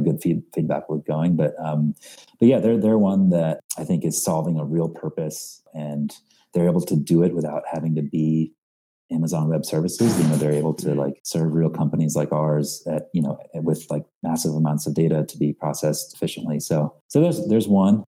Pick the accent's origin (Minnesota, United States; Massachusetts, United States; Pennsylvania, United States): Pennsylvania, United States; Philadelphia suburbs; also born or lived in Kolkata, India; now in New York, United States; I actually was born in India, in Calcutta, mm. India, uh, and moved to the States when I was five or so, and uh, grew up in uh, mostly in the Philadelphia suburbs